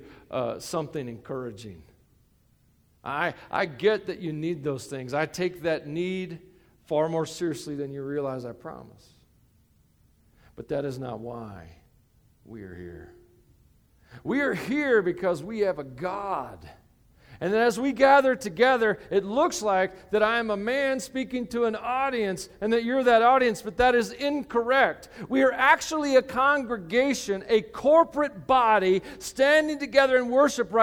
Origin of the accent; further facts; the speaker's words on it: United States; I'm an American.